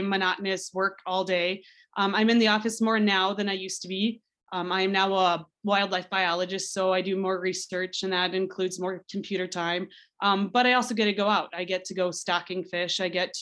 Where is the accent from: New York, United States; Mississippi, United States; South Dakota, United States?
South Dakota, United States; I grew up in South Dakota, and I really like South Dakota, so it's really somewhere where I wanted to stay.